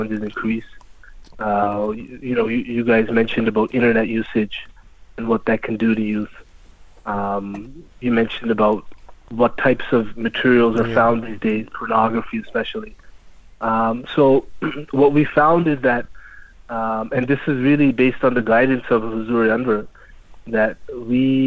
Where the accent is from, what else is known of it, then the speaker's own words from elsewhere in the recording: Canada; I'm born and raised in Canada